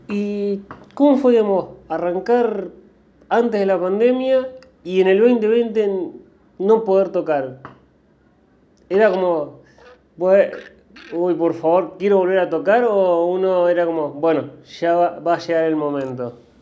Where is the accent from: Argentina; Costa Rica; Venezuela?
Argentina; Rosario, Santa Fe; yo soy rosarino